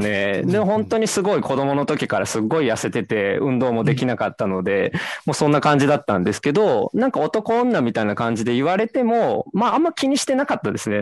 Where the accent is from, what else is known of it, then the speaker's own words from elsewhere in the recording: Sakai, Osaka, Japan; 大阪堺です。堺なんですけど、まあニュ、ニュータウンなんで、全然なんか、あの、情緒のない町で育ったんで